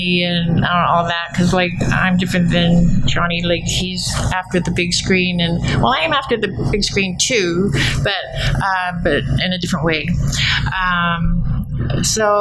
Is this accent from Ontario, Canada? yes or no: no; Alberta, Canada; moved away as an adult; now in Vancouver, Canada; I was born and raised in Alberta and educated and graduated from here